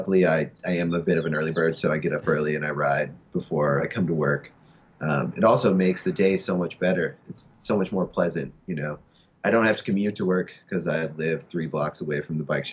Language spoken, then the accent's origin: English; Southern Indiana, United States; now in Los Angeles, United States; I'm from Southern Indiana